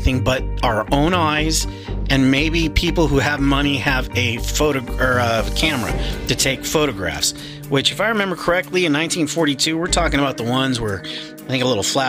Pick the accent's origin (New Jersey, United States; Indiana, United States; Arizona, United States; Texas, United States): Arizona, United States; I'm from Arizona